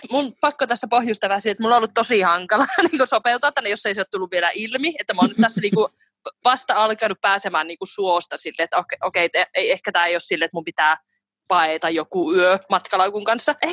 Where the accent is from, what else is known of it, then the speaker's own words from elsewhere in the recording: Finland; kun mä oon kasvanut siihen Suomessa